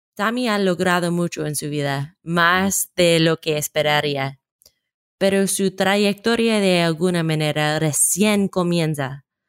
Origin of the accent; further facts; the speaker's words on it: United States; Spanish is a second language; de los Estados Unidos. Por favor, descubra mi acento.